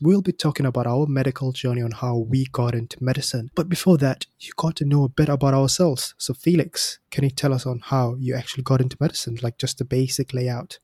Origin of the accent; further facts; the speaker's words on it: Singapore; moved away as an adult; now in United Kingdom; I'm from Singapore